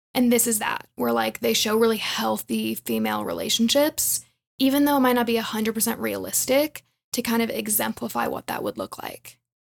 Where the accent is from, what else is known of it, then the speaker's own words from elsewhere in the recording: Atlanta, Georgia, United States; moved away as an adult; now in Denver, United States; I'm from Atlanta, and that's where I lived before I moved to Denver